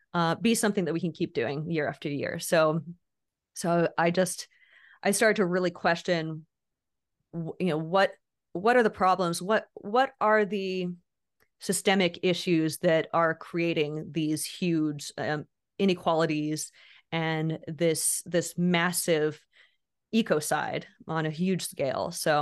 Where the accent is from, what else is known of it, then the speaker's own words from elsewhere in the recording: Indonesia; now in United States; So basically, I grew up overseas. I grew up in Indonesia